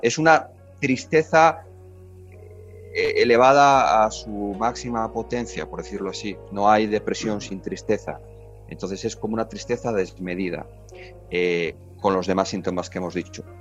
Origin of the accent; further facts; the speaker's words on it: Spain; moved away as an adult; now in Mexico; como español somos los españoles